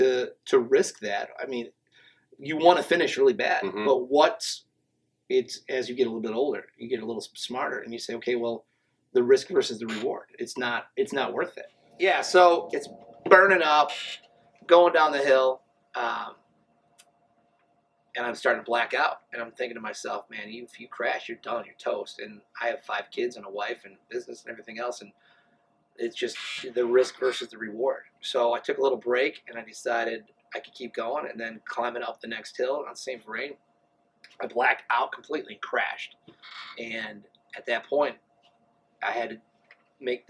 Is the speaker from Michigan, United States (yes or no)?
yes; Flint, Michigan, United States; I'm from Flint